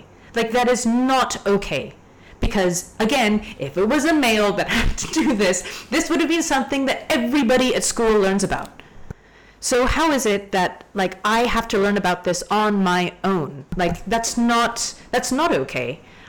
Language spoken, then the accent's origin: English; Hong Kong; also born or lived in Canada; But I grew up in the south side of Hong Kong, right? So I grew up on beaches. I grew up hiking. I grew up in the ocean. And then I went back to Canada. I grew up in the mountains in C